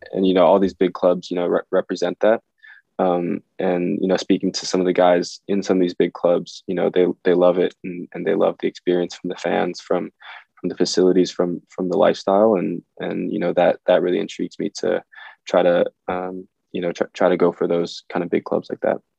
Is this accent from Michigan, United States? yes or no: no; Minnesota, United States; I'm from Minnesota, so hockey was really big. Yeah, um, yeah, played hockey and soccer growing up.